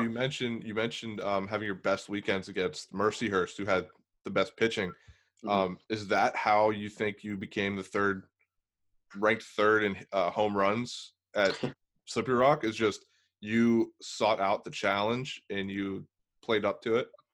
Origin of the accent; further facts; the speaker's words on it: Beaver, Pennsylvania, United States; also born or lived in Bridgewater, Pennsylvania; I'm from Beaver. I lived in Bridgewater